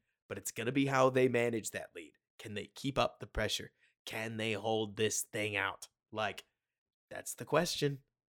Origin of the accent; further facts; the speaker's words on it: Texas, United States; that's just me being a Texan.